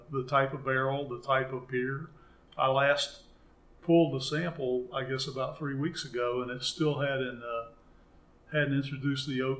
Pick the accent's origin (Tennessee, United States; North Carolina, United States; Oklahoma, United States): Tennessee, United States; Memphis; you know, I am from Memphis. I want to go ahead and eat food that's sourced locally.